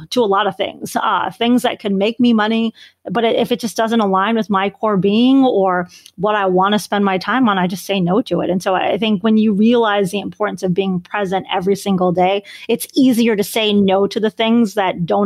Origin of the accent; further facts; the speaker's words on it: Chicago, Illinois, United States; So I'm a Bears fan from Chicago